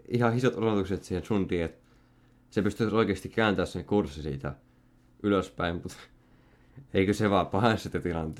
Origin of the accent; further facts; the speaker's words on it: Salo, Southwest Finland, Finland; Mä oon Salosta